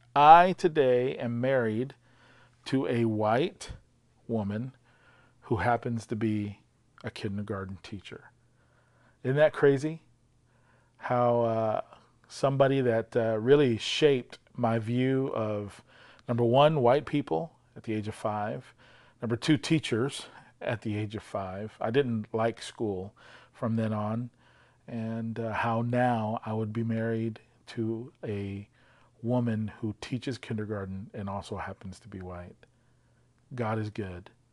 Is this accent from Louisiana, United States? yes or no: yes; Louisiana, United States; English is a second language; I experienced racism at the age of five from my kindergarten teacher uh, in Louisiana